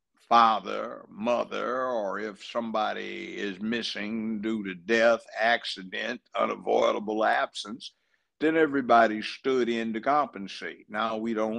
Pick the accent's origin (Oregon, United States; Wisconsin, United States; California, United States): California, United States; Los Angeles; moved away as an adult; now in Tennessee, United States; I grew up in Los Angeles, went to UCLA Law School